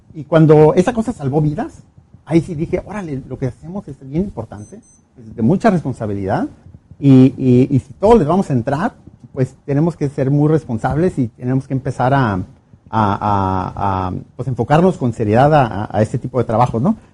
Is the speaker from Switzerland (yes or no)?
no; Mexico; regresé a México